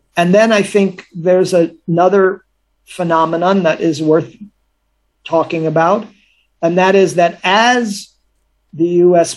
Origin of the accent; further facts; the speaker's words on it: United States; as an American